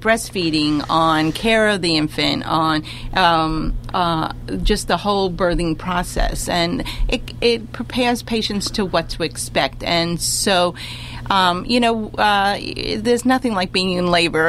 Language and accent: English; New York City, New York, United States; I come from the Bronx